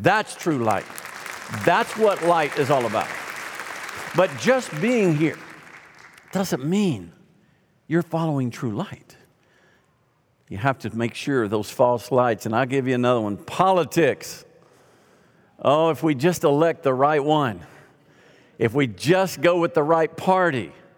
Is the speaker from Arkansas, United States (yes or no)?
yes; Arkansas, United States; moved away; also born or lived in Louisiana; I grew up in Arkansas